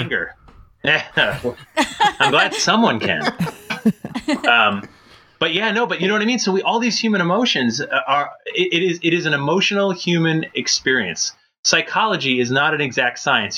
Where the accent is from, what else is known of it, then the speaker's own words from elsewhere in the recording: Connecticut, United States; I did a lot of growing up in Connecticut